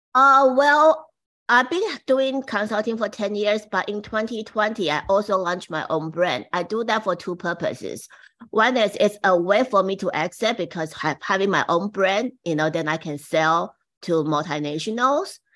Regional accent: Taiwan; now in United States; I came from Taiwan, and my mom was the very first woman brush it, say, the boutique to Taiwan in the sixties

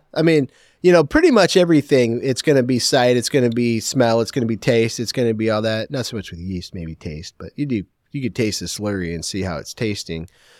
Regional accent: Portland, United States

